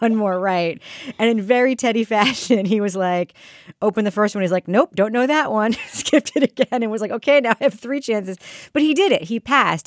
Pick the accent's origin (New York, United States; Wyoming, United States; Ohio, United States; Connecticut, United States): New York, United States; moved away as an adult; growing up in New York, where I didn't get my license until I was twenty